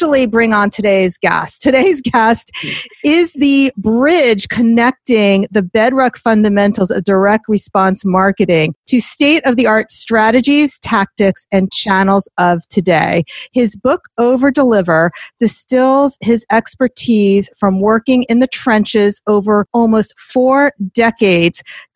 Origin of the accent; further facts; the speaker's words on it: Teaneck, New Jersey, United States; I'm from Teaneck, so that's like the top of the turnpike